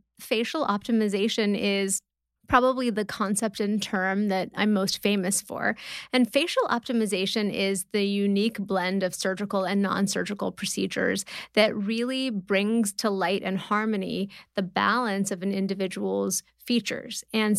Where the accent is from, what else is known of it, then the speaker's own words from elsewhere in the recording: Malibu, California, United States; I grew up in LA in Malibu, Old Getty Museum, and I did art classes there every weekend.